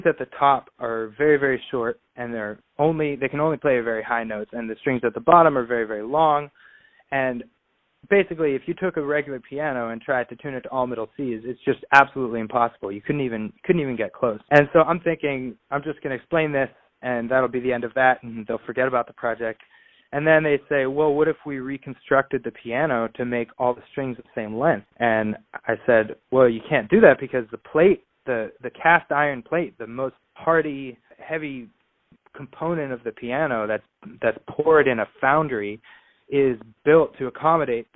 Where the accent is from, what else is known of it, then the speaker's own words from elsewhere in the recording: Pittsburgh, Pennsylvania, United States; growing up in Pittsburgh